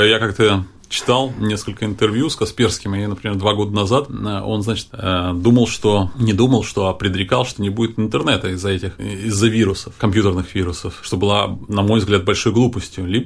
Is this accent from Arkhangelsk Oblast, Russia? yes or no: no; Moscow, Russia; Я, я была приличной, я же москвичка была.